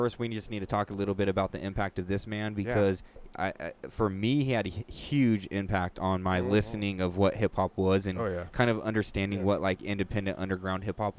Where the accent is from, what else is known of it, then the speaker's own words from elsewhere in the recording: California, United States; we're from California